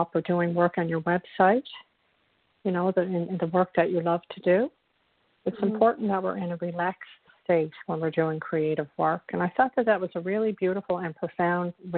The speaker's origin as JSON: {"language": "English", "region": "Newfoundland and Labrador", "country": "Canada", "accent": "Irish", "said": "I'm from a province in Canada called Newfoundland, and there's a very strong Irish, you know, theme is not the word, but, you know, Irish, there's an Irish impulse here."}